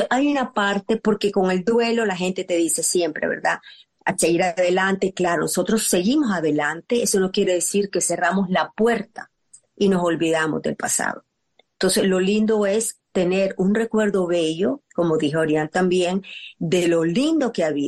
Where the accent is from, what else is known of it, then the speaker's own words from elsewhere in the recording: Nicaragua; Yo soy nicaragüense y puedo identificar con lo